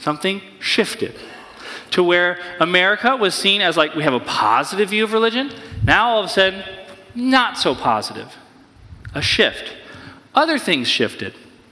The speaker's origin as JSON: {"language": "English", "region": "New Hampshire", "country": "United States", "tie": "born or raised there", "said": "I grew up in New Hampshire near a convent"}